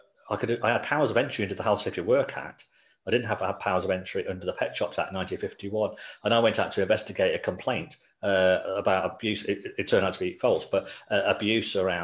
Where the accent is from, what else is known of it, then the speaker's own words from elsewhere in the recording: Coventry, West Midlands, United Kingdom; also born or lived in Nottingham; I grew up in Coventry, so that's my home city, that's where I still live now.